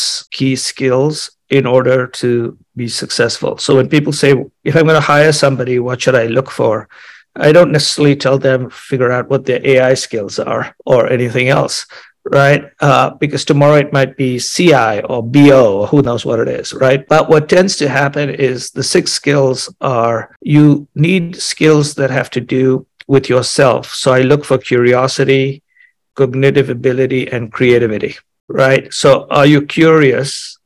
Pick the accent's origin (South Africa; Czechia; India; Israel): India; moved away as an adult; also born or lived in Chicago; I grew up in India